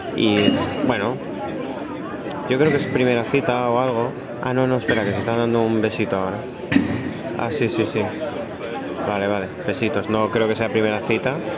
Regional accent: Badalona, Catalonia, Spain; now in Barcelona, Spain; Yo soy de Badalona

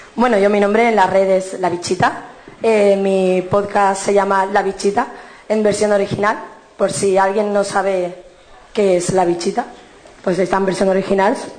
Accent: Cádiz, Andalusia, Spain; soy de Cádiz

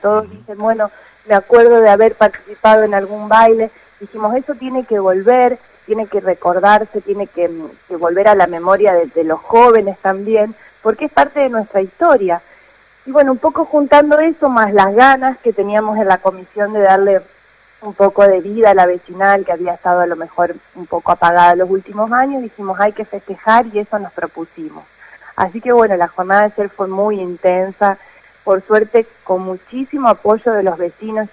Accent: Sunchales, Santa Fe, Argentina; soy ciudadana oriunda de Sunchales

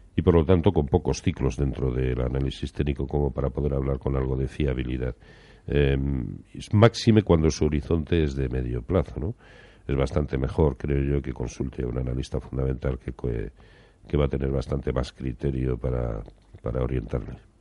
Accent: Valladolid, Castile and León, Spain; yo como soy de Valladolid

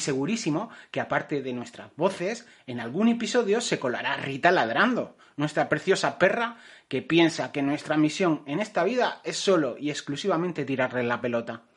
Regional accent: Castilla-La Mancha, Spain; now in Catalonia, Spain; Yo nací y crecí en el centro de España, en Castilla-La Mancha.

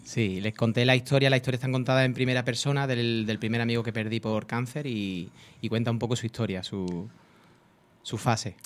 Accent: Córdoba, Andalusia, Spain; also born or lived in Estepona; now in Fuengirola, Spain; Nací en Córdoba.

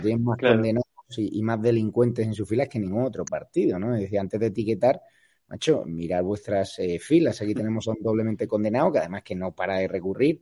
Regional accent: Spain; como español

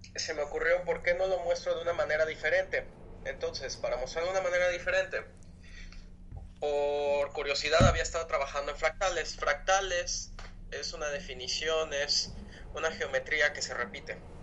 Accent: Villahermosa, Tabasco, Mexico; yo crecí en Villahermosa, Tabasco

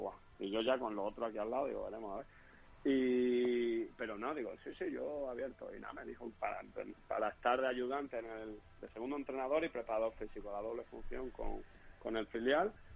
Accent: Extremadura, Spain; accent: extremeño; moved away as an adult; also born or lived in Leganés; allí en mi pueblo de Elena

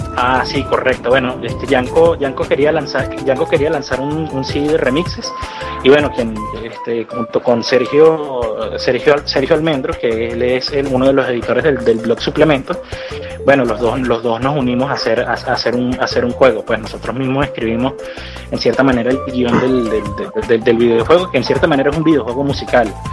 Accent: Venezuela; nosotros como venezolanos o como latinoamericanos

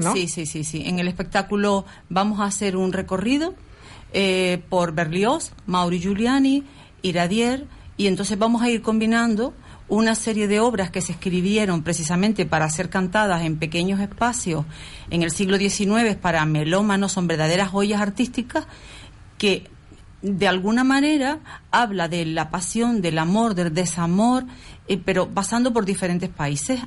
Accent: Las Palmas de Gran Canaria, Canary Islands, Spain; Yo soy de la zona, yo nací en Princesa Guayarmina

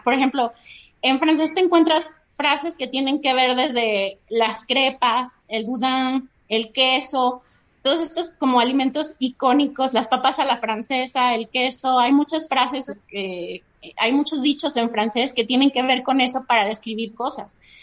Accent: Mexico; para nosotros como mexicanos el chile sí define en la forma en la que comemos

